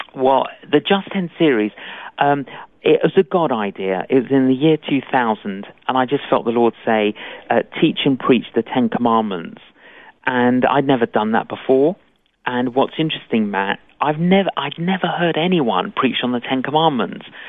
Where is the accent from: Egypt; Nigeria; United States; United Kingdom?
United Kingdom; London; Both my parents were Greek Cypriot, I, and uh, but I grew up in London